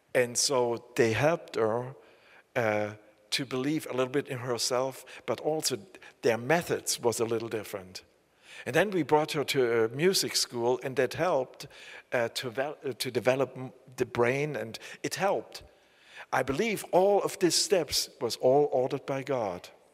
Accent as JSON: {"language": "English", "region": "Saxony", "country": "Germany", "accent": "southern East German (Saxon)", "second_language": "English", "said": "I live in the, uh, in the south of East Germany. We have a very bad accent."}